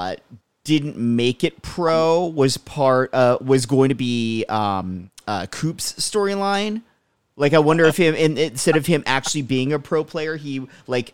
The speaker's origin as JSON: {"language": "English", "town": "Allentown", "region": "Pennsylvania", "country": "United States", "tie": "born or raised there", "moved": "yes", "lives_now": "California, United States", "said": "I grew up in Allentown"}